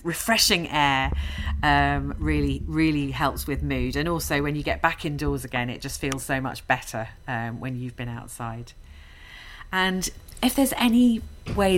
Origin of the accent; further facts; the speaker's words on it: London, United Kingdom; moved away as an adult; now in Glasgow, United Kingdom; I'm actually a Londoner, as you can probably tell from my accent. And I've lived in Glasgow for a decade now